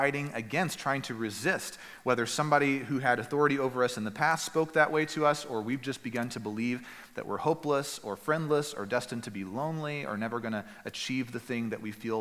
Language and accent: English; East Texas, United States; moved away; Where I grew up in East Texas